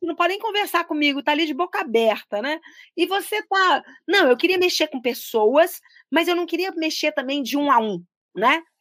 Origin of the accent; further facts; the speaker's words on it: Belo Horizonte, Minas Gerais, Brazil; also born or lived in Brasília; uma brasileira que nasceu em Brasília, no início dos anos 60, logo depois ali da inauguração. Uh, tive uma, uma vida em cidades urbanas, eu cresci muito tempo em Belo Horizonte